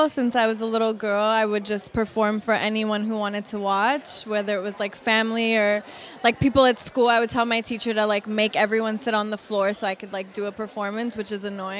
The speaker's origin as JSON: {"language": "English", "town": "Los Angeles", "region": "California", "country": "United States", "tie": "born or raised there", "said": "growing up"}